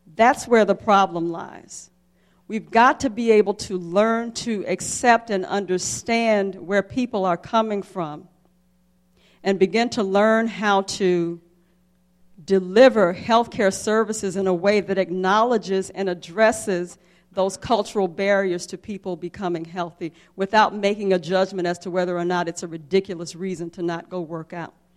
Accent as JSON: {"language": "English", "town": "Jackson", "region": "Mississippi", "country": "United States", "tie": "born or raised there", "said": "I grew up in the South, I grew up in Jackson, Mississippi"}